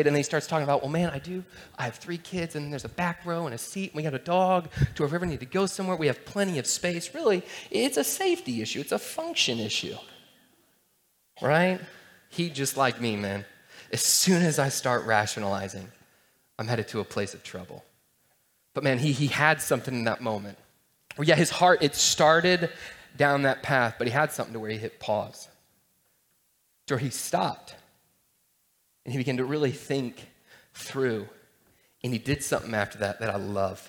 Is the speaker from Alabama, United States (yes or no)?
no; Atlanta, Georgia, United States; I grew up in Atlanta in this kind of suburban town